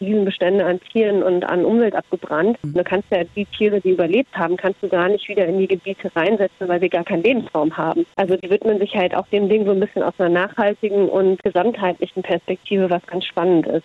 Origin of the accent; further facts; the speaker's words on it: Kenya; now in Melbourne, Australia; Ich bin in, in Kenia aufgewachsen.